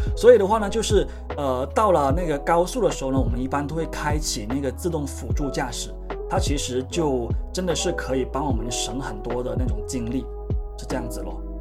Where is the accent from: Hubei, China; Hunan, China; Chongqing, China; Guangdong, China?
Guangdong, China; 我们广东人的饮食会比较，呃，温和一点